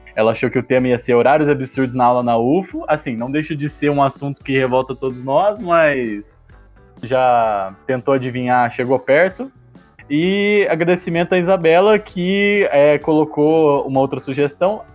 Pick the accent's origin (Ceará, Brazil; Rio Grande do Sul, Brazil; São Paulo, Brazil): São Paulo, Brazil; Campinas; Eu sou de Campinas, então né, já está no eixo sudeste